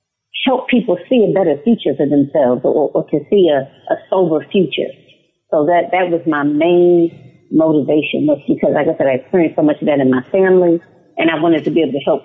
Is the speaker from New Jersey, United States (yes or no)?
no; Detroit, Michigan, United States; I grew up in Detroit, Michigan, which is currently where I reside now.